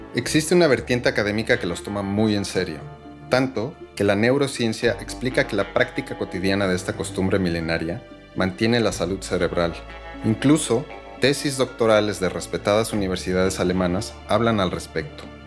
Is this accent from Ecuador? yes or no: no; Mexico